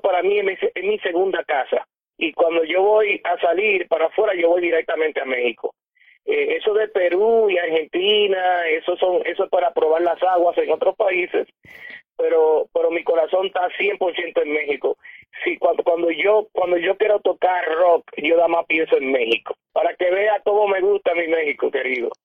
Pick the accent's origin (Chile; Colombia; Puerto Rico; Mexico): Puerto Rico; now in New Jersey, United States; en mi país, en Puerto Rico